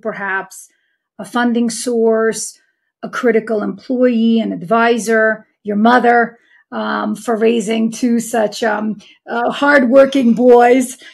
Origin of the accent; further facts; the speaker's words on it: New York City, New York, United States; my hometown of Queens, New York